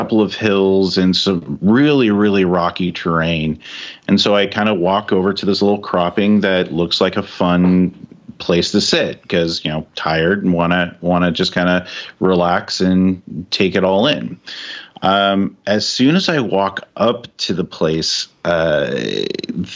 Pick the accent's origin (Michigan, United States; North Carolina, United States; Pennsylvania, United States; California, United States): California, United States; I'm a kid from California, grew up, born, raised there